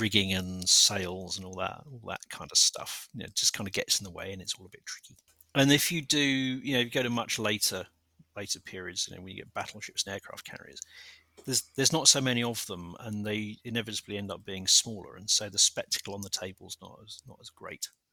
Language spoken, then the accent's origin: English; London, United Kingdom; I was born a stone's throw away from Selhurst Park